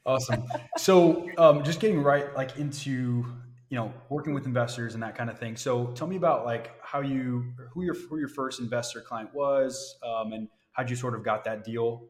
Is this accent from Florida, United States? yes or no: yes; Florida, United States; now in Cleveland, United States; I'm from Florida